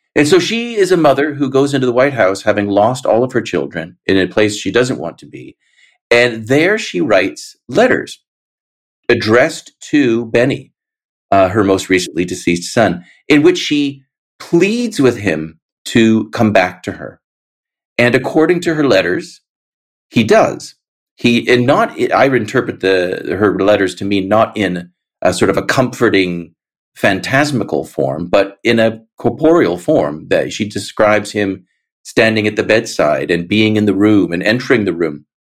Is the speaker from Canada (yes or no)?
yes; Canada; I, as a Canadian, was largely uh, protected from all of that.